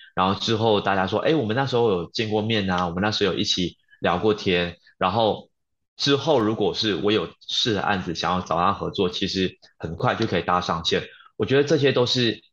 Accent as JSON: {"language": "Chinese", "country": "Malaysia", "moved": "yes", "lives_now": "Taiwan", "said": "我是从马来西亚来到台湾来打拼"}